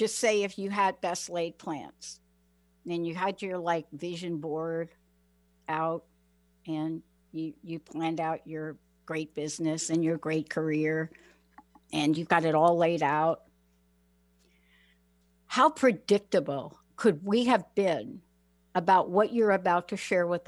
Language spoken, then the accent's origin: English; New York, United States; moved away as an adult; now in Seattle, United States; I was brought up in the Bronx